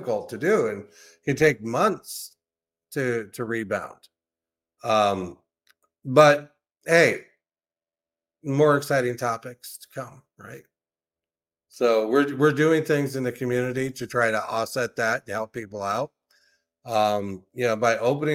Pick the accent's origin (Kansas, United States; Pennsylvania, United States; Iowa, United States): Iowa, United States; Durant; I was from Durant